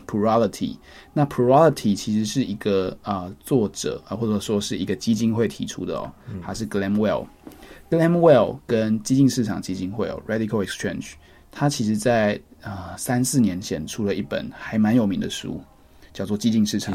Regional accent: Taiwan; 我们身为台湾人

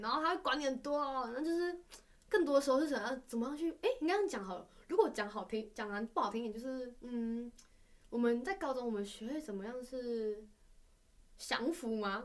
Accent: Malaysia; accent: Malaysian; moved away as an adult; now in Taiwan; 我们都来自马来西亚

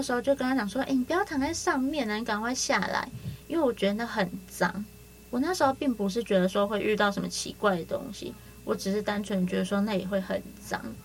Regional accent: Yilan County, Taiwan; 我们移了那边又是比较潮湿的

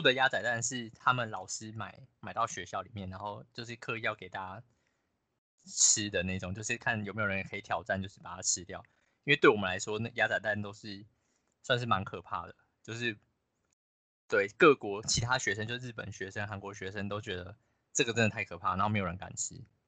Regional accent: Taiwan

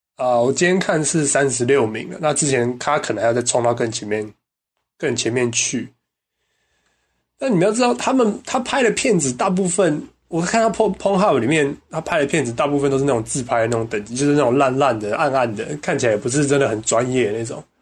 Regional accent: Taiwan; 我们台湾人过新年是最重要的

